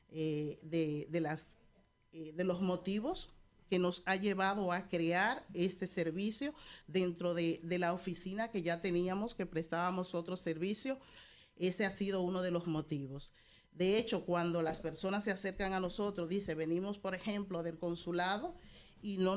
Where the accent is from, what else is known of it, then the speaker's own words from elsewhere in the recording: La Vega, Dominican Republic; now in Spain; Nosotros somos de la única ciudad culta